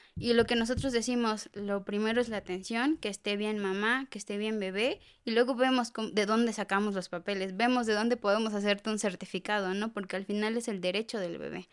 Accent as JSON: {"language": "Spanish", "region": "Oaxaca", "country": "Mexico", "tie": "born or raised there", "moved": "yes", "lives_now": "Jaltenango, Mexico", "said": "yo soy originaria de Oaxaca"}